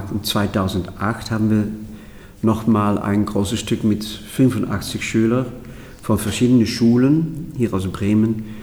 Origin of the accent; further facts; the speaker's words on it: Netherlands; German is a second language; Naja, ich, ich bin Holländer und der Tanz war für mich als Jugendlicher völlig unbekannt.